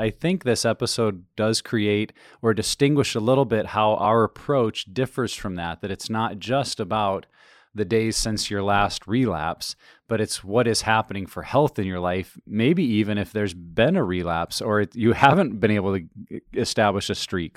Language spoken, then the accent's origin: English; Montana, United States; I'm from Montana